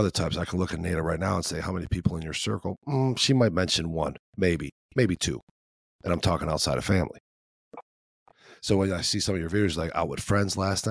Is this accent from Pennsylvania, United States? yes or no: no; Chicago, Illinois, United States; now in Midwest, United States; I'm from Chicago